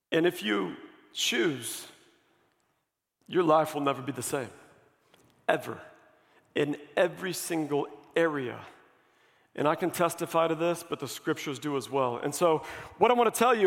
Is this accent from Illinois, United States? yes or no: no; Missouri, United States; I grew up here. I'm from Missouri